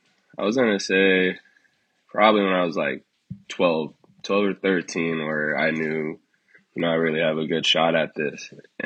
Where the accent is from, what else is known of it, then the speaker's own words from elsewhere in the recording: Long Beach, California, United States; Man, life growing up here was actually good, man. You know, it was really diverse, so really never had to deal with any bullshit any time.